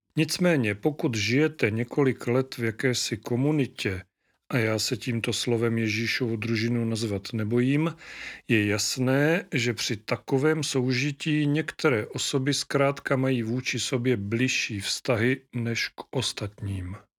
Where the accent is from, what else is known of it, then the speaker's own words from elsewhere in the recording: Moravia, Czechia; u nás na Moravě